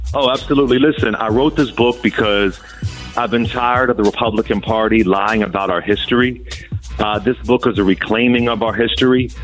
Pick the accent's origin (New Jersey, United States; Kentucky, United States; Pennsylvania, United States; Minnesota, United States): Pennsylvania, United States; Philadelphia; I'm from West Philly